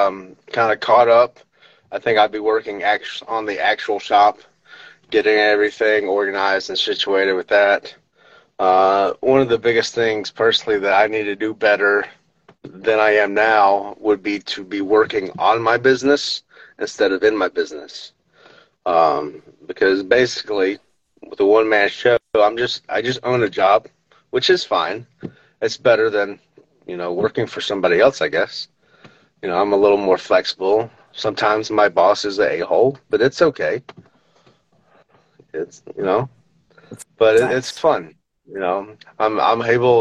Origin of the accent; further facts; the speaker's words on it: the South, United States; I'm from the South